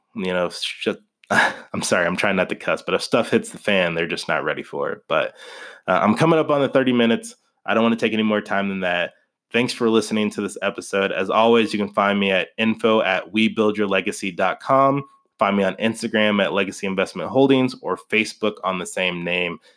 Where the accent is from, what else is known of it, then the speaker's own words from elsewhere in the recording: Kansas City, United States; also born or lived in Wichita, Kansas / northern Colorado; now in Colorado, United States; I grew up in Kansas City